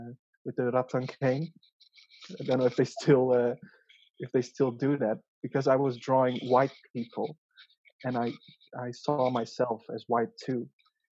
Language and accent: English; Kuala Lumpur, Malaysia; also born or lived in Zeeland, Netherlands; So I migrated at the age of 6. So that's a really crucial stage in life. So I was born in the Netherlands in a small, you know, fisherman's town, really, called Zeeland. Yeah, it's the southern part of Holland. So, and then we moved to a big city, Kuala Lumpur.